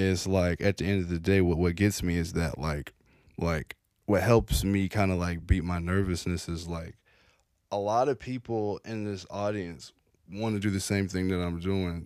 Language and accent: English; Franklin, Tennessee, United States; now in Nashville, United States; I grew up in Franklin for the longest time